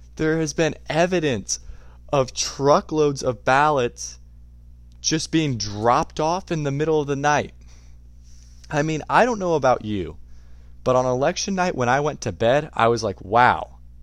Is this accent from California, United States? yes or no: no; Indiana, United States; I am from Indiana